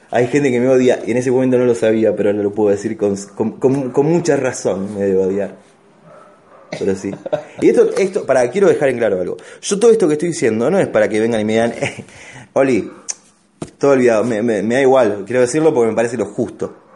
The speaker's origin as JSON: {"language": "Spanish", "country": "Argentina", "said": "cuando uno tiene mucha seguridad le pasa como Argentina en todos los putos mundiales, Martín. ¿Me entendés? Siempre en todos los mundiales como Argentina favorito, Argentina favorito. El día que no seamos favorito ganamos el mundial."}